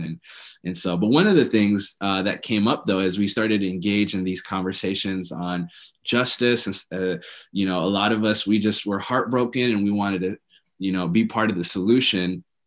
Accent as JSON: {"language": "English", "region": "Minnesota", "country": "United States", "said": "I'm from Minnesota"}